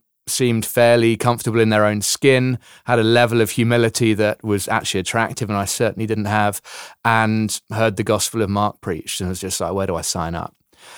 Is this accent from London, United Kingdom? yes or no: yes; London, United Kingdom; now in South Africa; Yeah, so I'm from London originally, London, England, but have, as you say, been in South Africa for the last 14 years, hence the slightly mixed up accent.